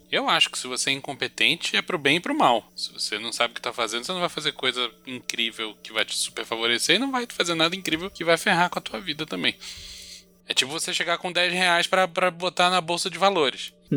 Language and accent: Portuguese; Brazil; somos brasileiros